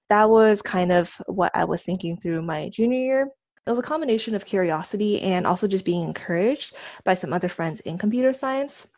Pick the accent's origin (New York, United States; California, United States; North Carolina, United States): California, United States; San Diego; moved away as an adult; now in South Bay, United States; right now I live in South Bay, but, um, I grew up in San Diego